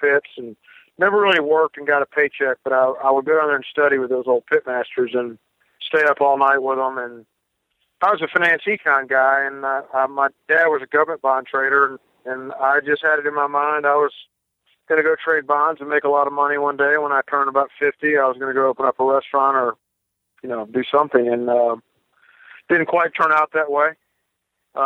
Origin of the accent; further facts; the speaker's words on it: Northeast Mississippi, United States; also born or lived in West Tennessee; we're from Northeast Mississippi